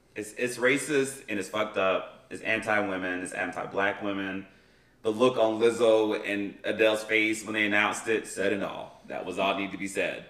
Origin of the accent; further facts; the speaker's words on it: McMinnville, Tennessee, United States; moved away; I went home to my hometown, um, and back in, in McMinnville, Tennessee